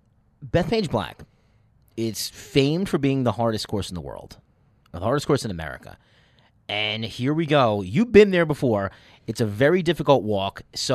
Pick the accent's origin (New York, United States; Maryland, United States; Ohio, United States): New York, United States; I'm from New York